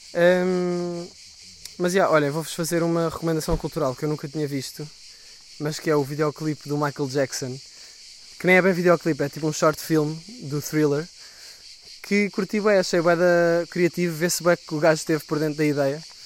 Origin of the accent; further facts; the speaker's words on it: Sintra, Lisbon, Portugal; eu sou de Sintra